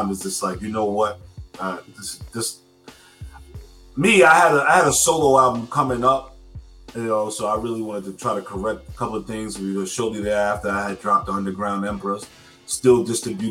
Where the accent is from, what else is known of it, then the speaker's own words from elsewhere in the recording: New York City, New York, United States; I'm from Stapleton. We both share that 10304 zip code.